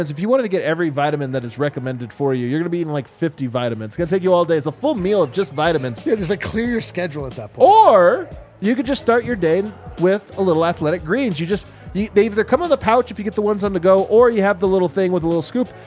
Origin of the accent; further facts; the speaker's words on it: Arizona, United States; I am from Arizona, and I'm curious about your golf tur- tournament, sir.